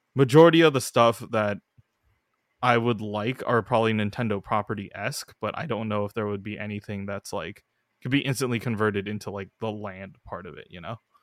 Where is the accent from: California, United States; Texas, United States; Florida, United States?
California, United States; we're both from California